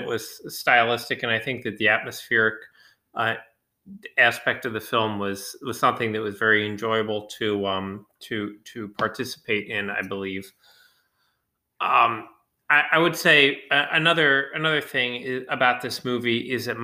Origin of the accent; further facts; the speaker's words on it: United States; I'm in an American audience, and as a American viewer